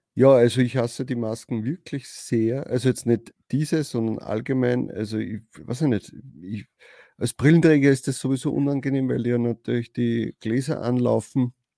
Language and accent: German; Austria; Bei uns in Österreich